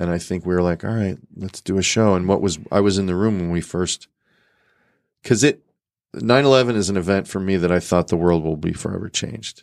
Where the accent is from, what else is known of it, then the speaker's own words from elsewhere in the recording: Chicago, Illinois, United States; moved away as an adult; also born or lived in New York; now in Los Angeles, United States; I'm from Chicago, so that was my home, and I have a very you know pretty close family, and all my siblings are still there